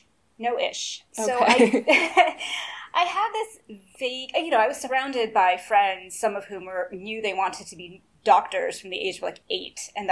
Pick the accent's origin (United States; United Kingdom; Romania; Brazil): Brazil; English is a second language; We had an entire fridge dedicated just to chocolate when I was growing up in Brazil.